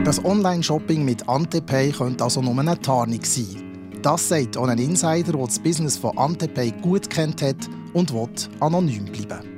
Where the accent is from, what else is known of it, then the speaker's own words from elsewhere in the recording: Bern, Switzerland; ich komme ja aus Bern, ähm, aus der Hauptstadtregion in der Schweiz